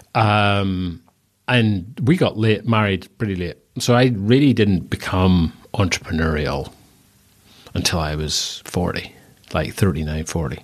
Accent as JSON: {"language": "English", "region": "Northern Ireland", "country": "United Kingdom", "also_born_or_lived": "Bristol", "accent": "strong Northern Irish", "moved": "as an adult", "said": "very strong Northern Irish accent"}